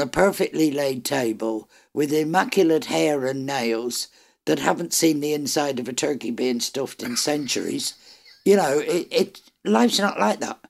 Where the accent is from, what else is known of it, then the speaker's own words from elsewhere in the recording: Ireland; am Irish